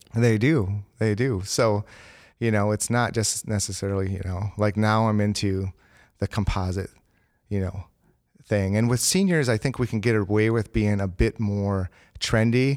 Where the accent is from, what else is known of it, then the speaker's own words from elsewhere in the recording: Green Bay, Wisconsin, United States; I am from Green Bay, Wisconsin